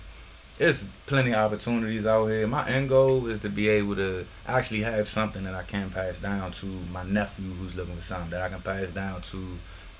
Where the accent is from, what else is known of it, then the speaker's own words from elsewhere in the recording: Washington, District of Columbia, United States; the zip code where I grew up at, you know, as a youngin